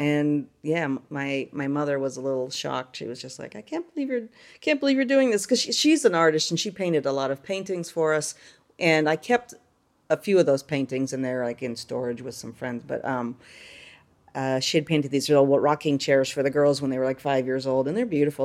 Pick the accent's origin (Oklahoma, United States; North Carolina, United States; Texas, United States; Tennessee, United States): North Carolina, United States; moved away as an adult; now in Figueira da Foz, Portugal; we're from North Carolina